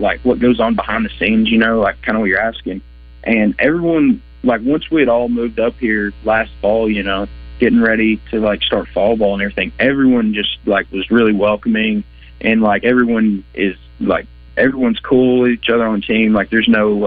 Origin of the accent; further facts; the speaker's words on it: Batesville, Arkansas, United States; growing up in Batesville